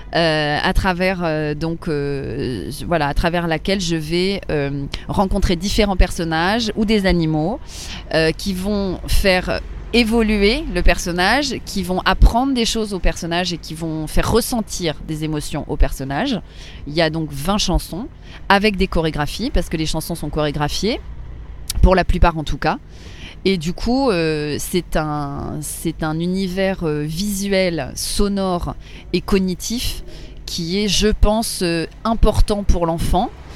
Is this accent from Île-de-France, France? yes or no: yes; Paris, Île-de-France, France; j'ai grandi à Paris. Euh, oui, oui, mon enfance, mon adolescence, euh, j'ai toujours été à Paris.